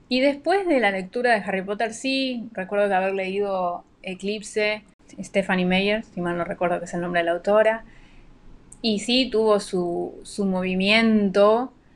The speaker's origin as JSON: {"language": "Spanish", "country": "Argentina", "tie": "born or raised there", "moved": "yes", "lives_now": "Panama", "said": "oriunda de Argentina, pero vivo en Panamá"}